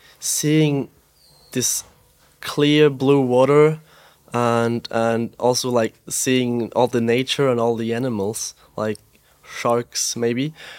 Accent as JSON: {"language": "English", "country": "Austria", "tie": "born or raised there", "said": "I grew up in the Alps in Austria"}